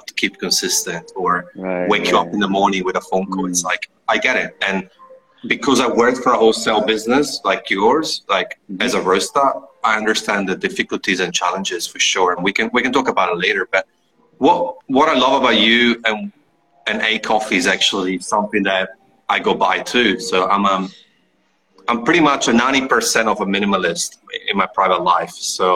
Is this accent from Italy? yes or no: yes; Italy; I'm from Italy